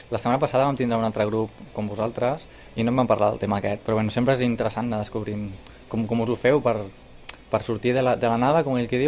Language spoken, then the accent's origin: Catalan; Camp de Tarragona, Catalonia, Spain; tots som del Camp